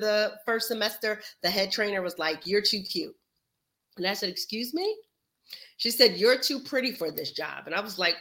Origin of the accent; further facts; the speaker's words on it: New Jersey, United States; moved away as an adult; I'm from New Jersey.